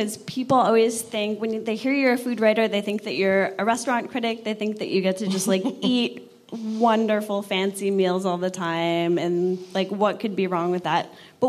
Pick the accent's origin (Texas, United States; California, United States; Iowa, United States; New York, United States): New York, United States; Buffalo; I'm from Buffalo.